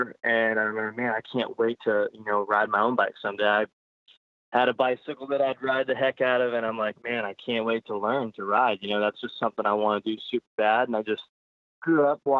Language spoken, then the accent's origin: English; Modesto, California, United States; Born and raised in Modesto, California